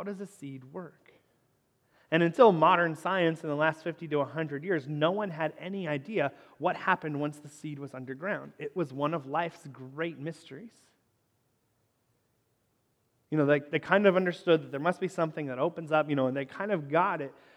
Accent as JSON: {"language": "English", "region": "Northern Kentucky", "country": "United States", "tie": "born or raised there", "said": "the house where I grew up in Northern Kentucky"}